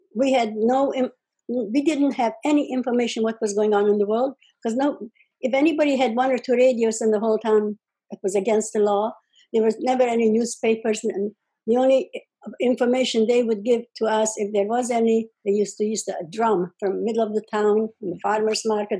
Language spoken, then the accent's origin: English; Czechoslovakia, village near Uzhhorod, Zakarpattia Oblast, Ukraine; moved away; I was born in Czechoslovakia, which is Russia, by the way, right now, or the Ukraine, actually